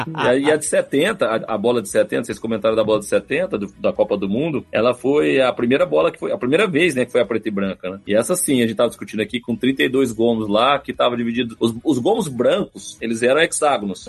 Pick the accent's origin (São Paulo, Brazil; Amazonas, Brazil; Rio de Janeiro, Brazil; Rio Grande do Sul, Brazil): São Paulo, Brazil; Franca; Sou de Franca